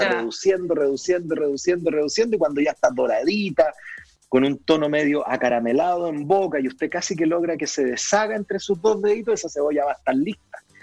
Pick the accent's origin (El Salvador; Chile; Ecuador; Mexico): Chile; soy embajador de los sabores de mi país